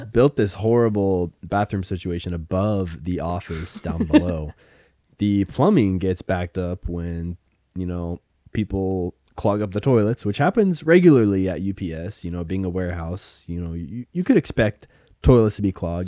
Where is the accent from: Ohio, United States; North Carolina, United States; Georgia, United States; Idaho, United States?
Idaho, United States; I'm from Idaho